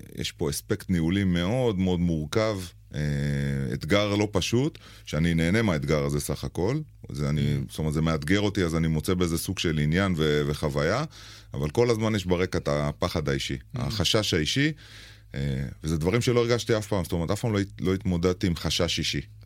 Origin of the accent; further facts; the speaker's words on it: Israel; אנחנו ישראלים במצרים